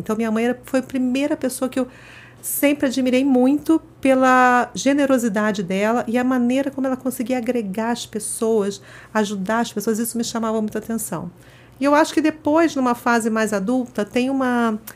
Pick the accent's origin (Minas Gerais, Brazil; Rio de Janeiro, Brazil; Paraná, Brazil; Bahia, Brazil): Rio de Janeiro, Brazil; moved away as an adult; now in São Paulo, Brazil; eu sou carioca, toda minha história começou no Rio de Janeiro, depois que acabei mudando para São Paulo.